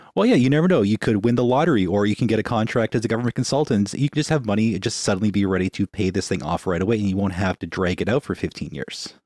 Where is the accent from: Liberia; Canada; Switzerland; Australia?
Canada; Winnipeg, Manitoba; We're from Winnipeg.